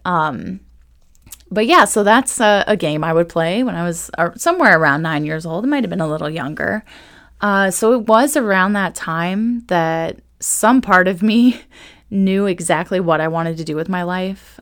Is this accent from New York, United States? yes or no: no; Ohio, United States; now in Manassas, United States; I am not originally from Virginia, though. I am actually from Ohio, where I had the most amazing training